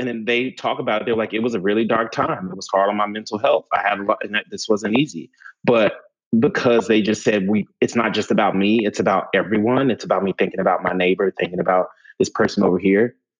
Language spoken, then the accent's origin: English; New York, United States; I can say being a New Yorker coming here